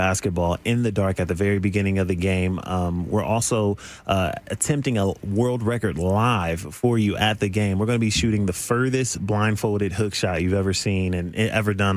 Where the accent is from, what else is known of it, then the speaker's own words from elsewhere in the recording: Columbus, Ohio, United States; Ohio, Columbus, Ohio